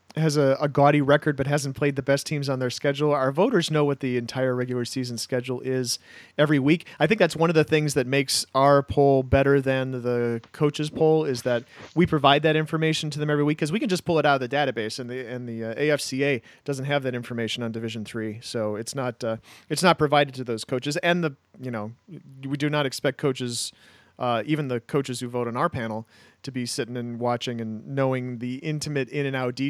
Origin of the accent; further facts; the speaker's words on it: Minnesota, United States; I'm from Minnesota.